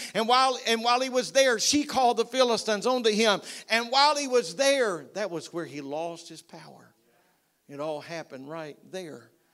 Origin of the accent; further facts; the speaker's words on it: United States; I'm American